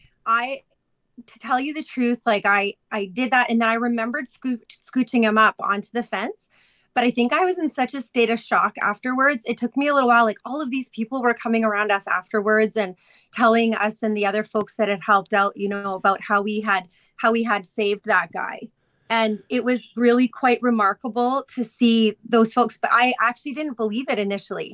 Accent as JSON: {"language": "English", "town": "Chestermere", "region": "Alberta", "country": "Canada", "tie": "born or raised there", "said": "I grew up in Chestermere."}